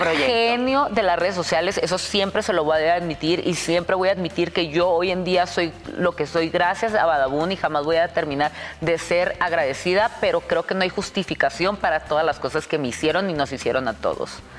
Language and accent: Spanish; Tijuana, Baja California, Mexico; moved away as an adult; now in Mexico City, Mexico; Yo soy de Tijuana, yo toda mi vida he vivido en Tijuana, hasta ahora que ya tengo tres años o cuatro años aquí en la Ciudad de México